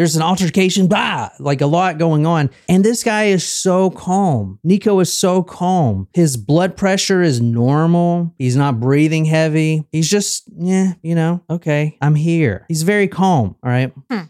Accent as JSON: {"language": "English", "town": "Easley", "region": "South Carolina", "country": "United States", "said": "Like a fucking redneck. Like, I'm from Easley, South Carolina."}